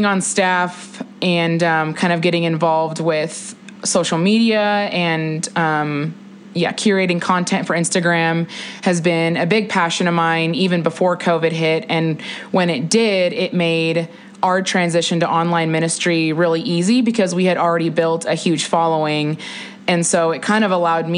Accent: Juneau, Alaska, United States; moved away as an adult; also born or lived in Las Cruces, New Mexico; now in Boulder, United States; I am from Juneau, Alaska

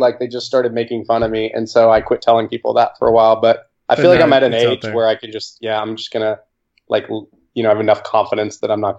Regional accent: Oklahoma, United States; I'm from Oklahoma.

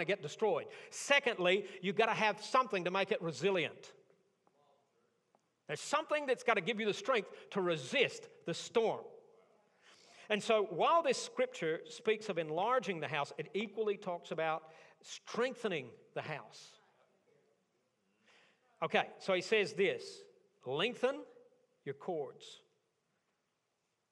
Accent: Tornado Alley, United States; I grew up in Tornado Alley.

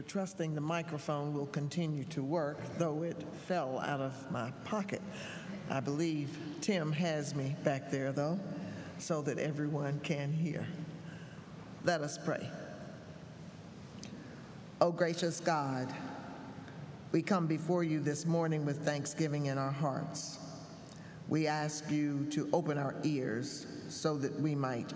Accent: Gastonia, North Carolina, United States; As a child growing up in Gastonia, North Carolina

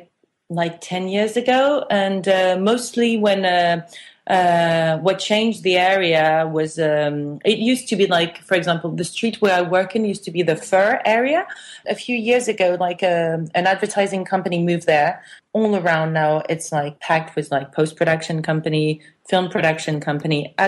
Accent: France; also born or lived in England / Italy; now in Paris, France; I was brought up in France mostly and for a while in England

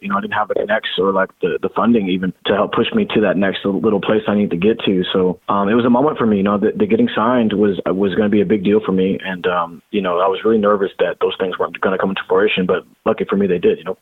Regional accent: Seattle, Washington, United States; growing up in the Northwest

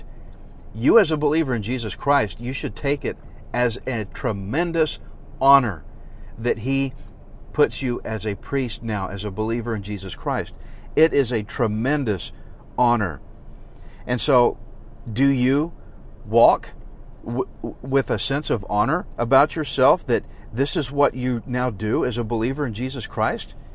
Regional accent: Texas, United States; I'm as Texan as it gets. I'm a redneck pastor, so my pronunciation may not be right

